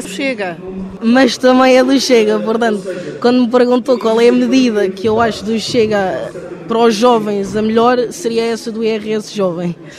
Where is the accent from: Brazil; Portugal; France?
Portugal; Lisbon; eu sou de Lisboa